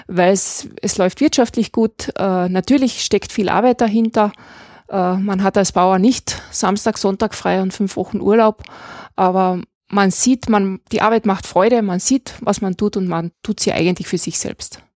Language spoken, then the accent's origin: German; Klagenfurt, Carinthia, Austria; also born or lived in Graz; now in Moosburg, Austria; ich bin in Klagenfurt geboren. wir sind dann auf eine kleine Landwirtschaft nach Moosburg gezogen